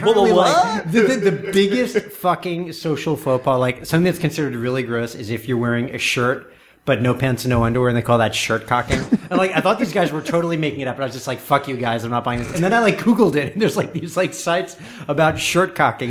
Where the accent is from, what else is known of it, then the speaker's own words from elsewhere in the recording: New Jersey, United States; also born or lived in Wichita Falls, Texas; We moved to New Jersey, where I actually grew up. We moved when I was an infant. I went back to Wichita Falls. I personally barely survived growing up in suburban New Jersey.